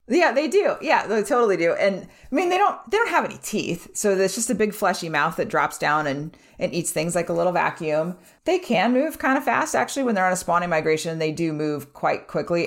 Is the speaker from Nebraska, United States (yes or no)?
yes; Nebraska, United States; we're from Nebraska.